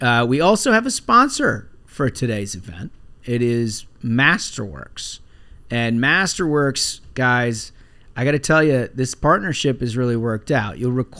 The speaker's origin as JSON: {"language": "English", "region": "Minnesota", "country": "United States", "tie": "born or raised there", "moved": "yes", "said": "we are doing a live Minnesota event. We're going back to my hometown."}